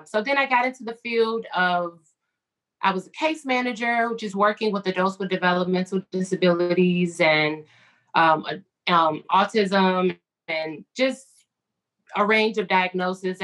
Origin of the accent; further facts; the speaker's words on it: Chicago, Illinois, United States; I'm from Chicago